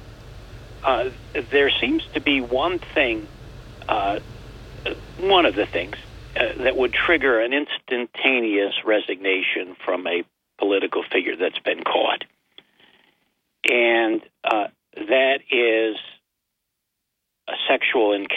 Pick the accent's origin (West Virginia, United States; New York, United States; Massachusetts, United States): New York, United States; Binghamton; I'm a resident of Binghamton